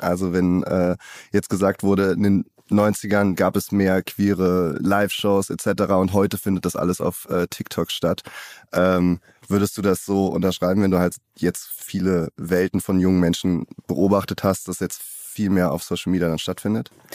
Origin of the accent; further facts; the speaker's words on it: Cologne, North Rhine-Westphalia, Germany; ich halt äh, gebürtiger Kölner bin